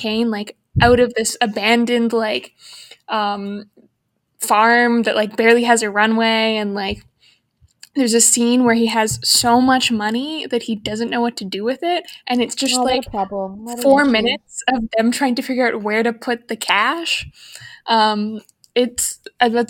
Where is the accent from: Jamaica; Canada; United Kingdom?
Canada; as a Canadian